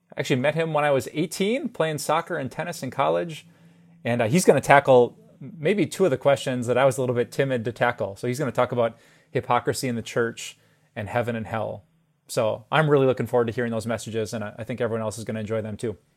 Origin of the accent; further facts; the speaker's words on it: Green Bay, Wisconsin, United States; also born or lived in Minnesota; driving back and forth to college from my hometown of Green Bay